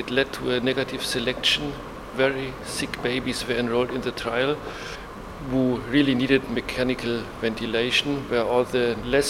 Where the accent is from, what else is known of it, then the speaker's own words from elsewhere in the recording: Germany; I'm from Germany. I work in Leipzig at the University Hospital